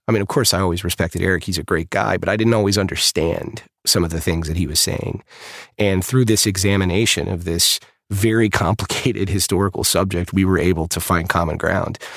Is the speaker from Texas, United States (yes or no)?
yes; Texas, United States; I grew up in the South. I grew up in Texas